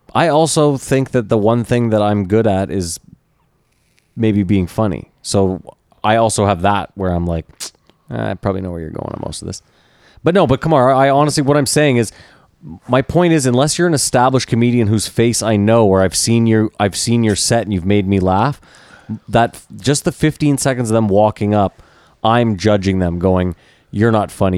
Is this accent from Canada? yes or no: yes; Canada; we're Canadian